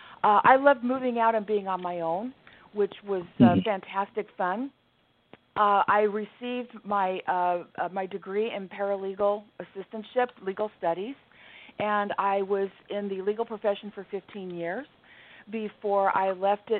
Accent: Southern California, United States; I was born and raised in Southern California, which was a fantastic place to grow up. It's where I remain to this day

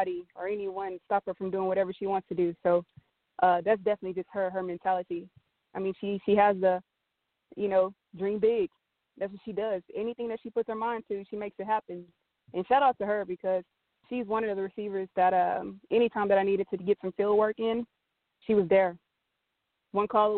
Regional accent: Texas, United States; I'm from Texas

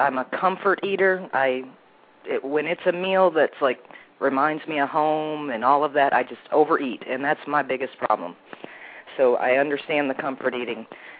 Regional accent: Michigan, United States; also born or lived in Sarasota, Florida; now in St. Augustine, Texas, United States; Can't tell it by my accent because I'm originally from Michigan.

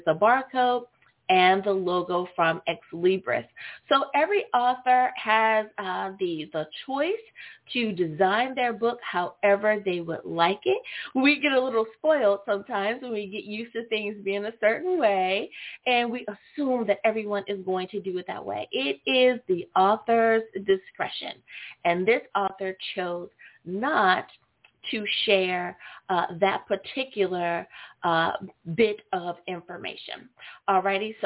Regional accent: United States; it's my home country, the good old U.S. of A.

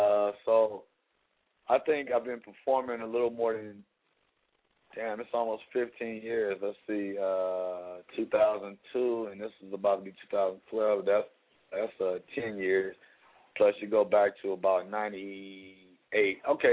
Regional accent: Los Angeles, California, United States; I fell in love because I grew up in Leimert Park with my little Tagger homies.

